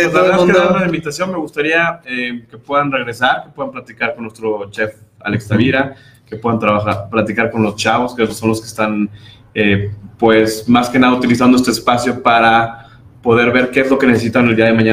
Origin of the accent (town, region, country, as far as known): Mexico